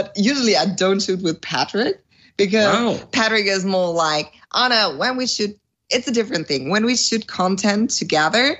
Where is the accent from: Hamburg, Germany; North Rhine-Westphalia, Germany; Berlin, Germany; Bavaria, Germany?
North Rhine-Westphalia, Germany; near Dortmund; English is a second language; originally I'm from Germany